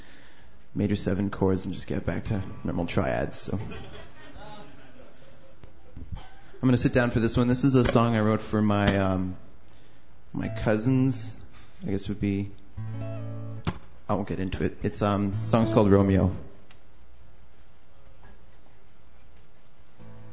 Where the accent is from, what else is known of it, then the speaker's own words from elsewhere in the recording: Prince Albert, Saskatchewan, Canada; So I'm from a little town, not really little, but sort of little. I'm in Saskatchewan. Named Prince Albert.